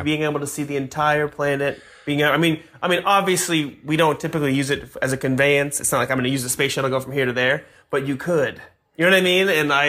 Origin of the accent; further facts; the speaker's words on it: near Cape Canaveral, Florida, United States; moved away; I grew up near Cape Canaveral.